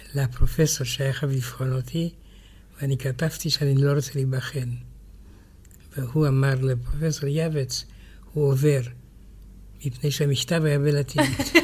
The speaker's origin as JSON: {"language": "Hebrew", "country": "France", "tie": "born or raised there", "also_born_or_lived": "Romania", "moved": "yes", "lives_now": "Israel", "said": "כשהייתי ילד בצרפת"}